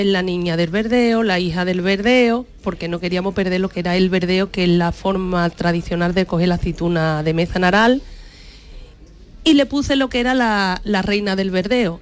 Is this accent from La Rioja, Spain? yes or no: no; Arahal, Andalusia, Spain; un producto tradicional y cultural de mi pueblo